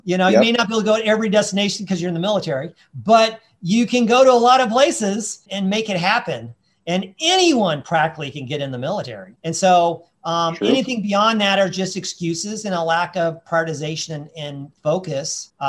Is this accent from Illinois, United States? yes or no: no; Colorado, United States; even though I was from Colorado, I've lived, you know, on the East Coast and in Texas and California.